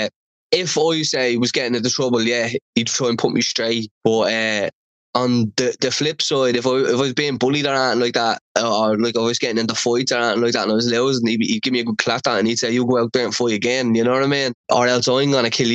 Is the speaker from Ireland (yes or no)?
yes; Dublin, Leinster, Ireland; I grew up in Dublin One, which is Dublin city centre